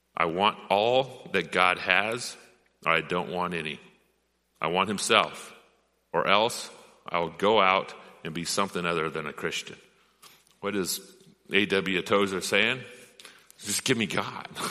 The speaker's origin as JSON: {"language": "English", "area": "Rogue River", "region": "Oregon", "country": "United States", "tie": "born or raised there", "said": "I grew up on the Rogue River."}